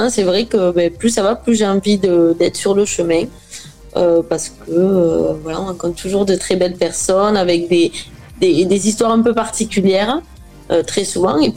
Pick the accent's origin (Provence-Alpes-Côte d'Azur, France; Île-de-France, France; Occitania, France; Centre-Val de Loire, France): Occitania, France; De l'Aveyron.